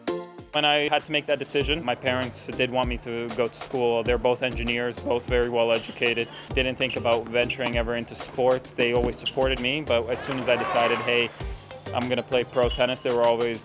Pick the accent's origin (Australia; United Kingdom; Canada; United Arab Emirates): Canada; also born or lived in Montenegro; I was born in Montenegro. My parents moved in 1994 when I was 3 years old to Canada.